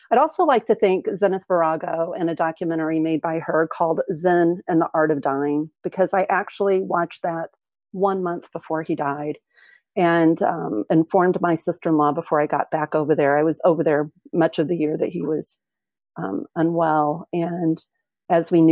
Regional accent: Springfield, Illinois, United States; moved away as an adult; now in New Zealand; I moved to New Zealand um, in 2011 from Springfield, Illinois.

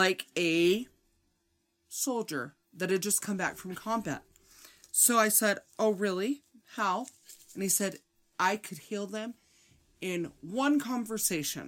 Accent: Midwest, United States; I'm from the Midwest pretending to be from New York.

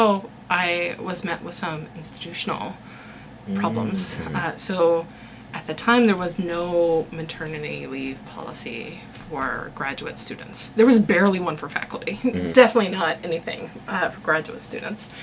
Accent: West Virginia, United States; moved away as an adult; also born or lived in Chicago; And I had said West Virginia.

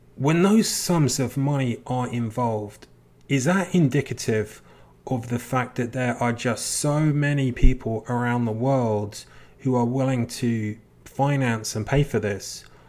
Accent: England, United Kingdom; I'm from England. When I was a kid growing up, there was this particular very famous D J

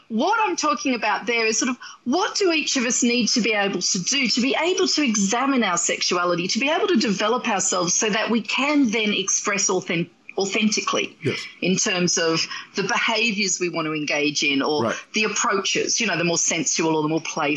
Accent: Australia; accent: Australian; that's my Australian accent

